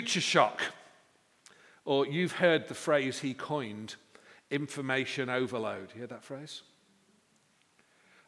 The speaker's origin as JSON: {"language": "English", "town": "Manchester", "region": "North West England", "country": "United Kingdom", "said": "I come from Manchester"}